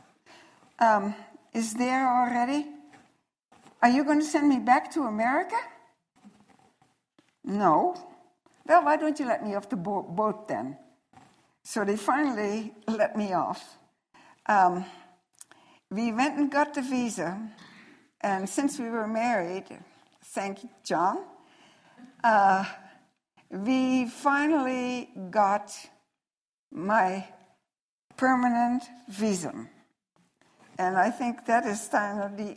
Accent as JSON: {"language": "English", "country": "Netherlands", "second_language": "English", "moved": "as an adult", "lives_now": "United States", "said": "I am from Nederland"}